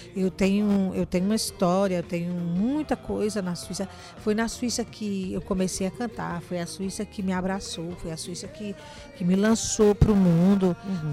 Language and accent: Portuguese; João Pessoa, Paraíba, Brazil; moved away; also born or lived in Europe; na verdade eu nasci em João Pessoa, na Rua da Palmeira, né? Minha mãe morava ali